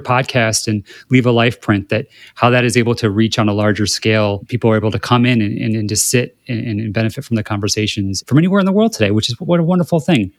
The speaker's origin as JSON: {"language": "English", "region": "Midwest", "country": "United States", "tie": "born or raised there", "moved": "yes", "lives_now": "West Hollywood, United States", "said": "growing up in the Midwest"}